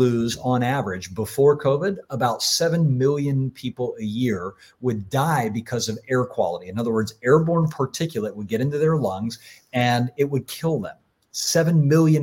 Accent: Florida, United States; When I was a kid and I grew up in Florida

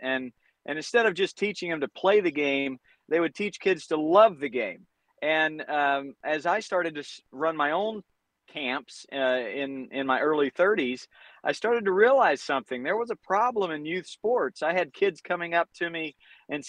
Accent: North Carolina, United States; moved away as an adult; also born or lived in Providence, Rhode Island; now in Southern California, United States; I grew up in North Carolina

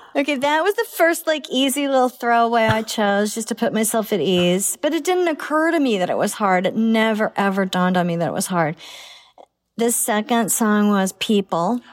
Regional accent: Oklahoma, United States; My daughter, we came all this way from Oklahoma

